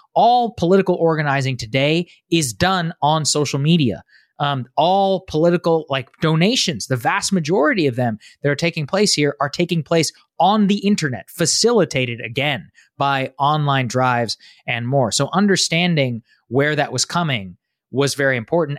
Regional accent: Texas, United States; I'm from Texas

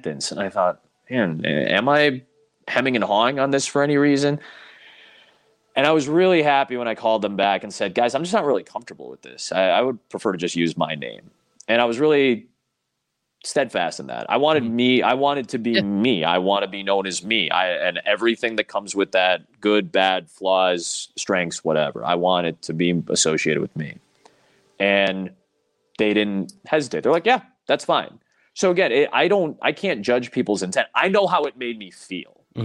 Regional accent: Chicago, Illinois, United States; I come from Chicago. It's just more diverse. I grew up in a very diverse suburb

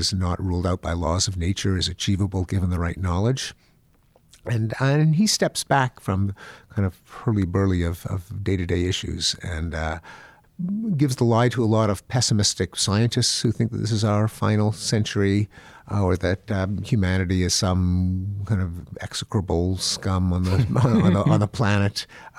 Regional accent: Canada; Well, I'm from Canada.

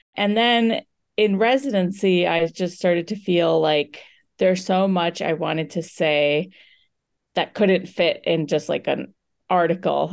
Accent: United States; I'm an Indian American female physician who was recently in training

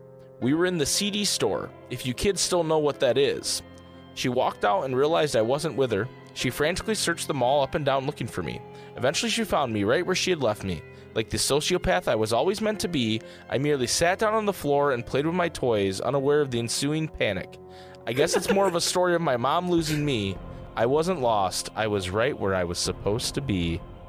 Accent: Kentucky, United States; I drove past my hometown one night after work in Kentucky. A drive I've done many times.

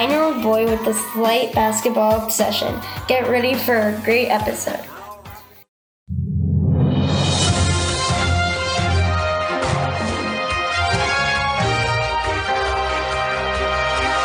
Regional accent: Phoenix, Arizona, United States; my hometown Suns

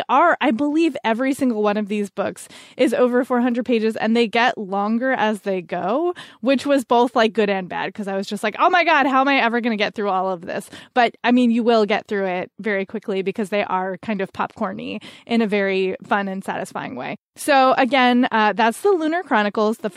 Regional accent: Canada; I'm Canadian.

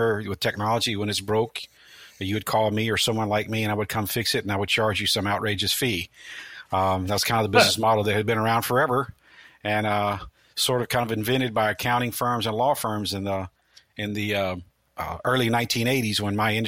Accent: Memphis, Tennessee, United States; moved away as an adult; also born or lived in Midwest; now in Tampa, United States; I grew up in Memphis, Tennessee, and got the call to move to Florida in 1996

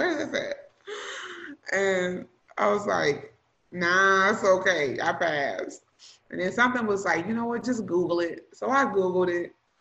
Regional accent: Illinois, United States; moved away; also born or lived in Missouri / Texas; I was born in Illinois.

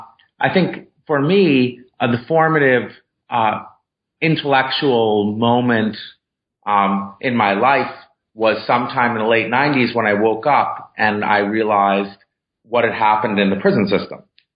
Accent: Syracuse, New York, United States; So I was born in 1969 in Syracuse, New York, right after the Civil Rights Movement.

